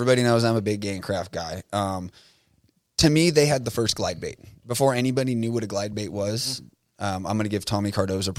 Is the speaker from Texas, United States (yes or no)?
no; Southern California, United States; I grew up in Southern California. Nobody knows that I grew up in Southern California.